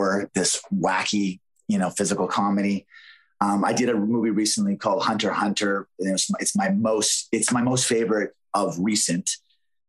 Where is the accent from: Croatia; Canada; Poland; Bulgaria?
Canada; It was really hard to break into the American market as a Canadian back then. I was working very steady in Canada